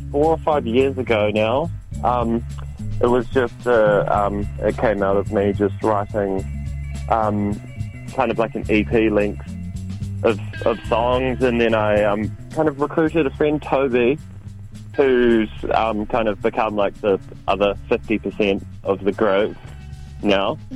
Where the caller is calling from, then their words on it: Auckland, New Zealand; Uh well I'm in Auckland.